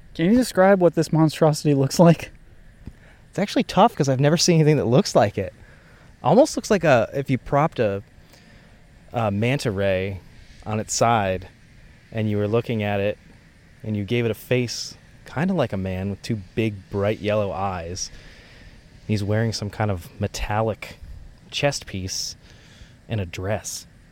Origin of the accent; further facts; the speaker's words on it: rural Pennsylvania, United States; also born or lived in West Virginia; I was born in West Virginia, but I grew up in rural Pennsylvania